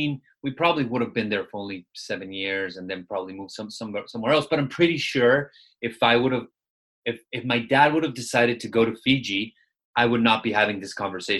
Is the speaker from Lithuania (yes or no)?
no; Mexico City, Mexico; also born or lived in Nairobi, Kenya; now in Los Angeles, United States; I was born in Kenya and then I was raised in Mexico City. So I kind of tell people I'm from Mexico because I kind of identify more with Mexican culture than with Kenyan culture.